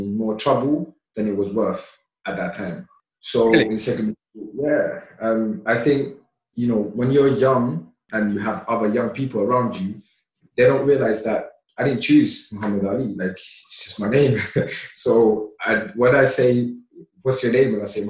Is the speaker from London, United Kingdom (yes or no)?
yes; London, United Kingdom; English is a second language; also born or lived in Somalia; I came here as a really young boy, and growing up in London